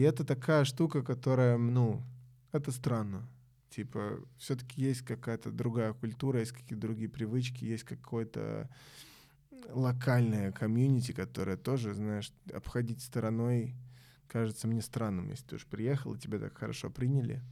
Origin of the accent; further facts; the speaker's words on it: Belgrade, Central Serbia, Serbia; moved away; я из Белграда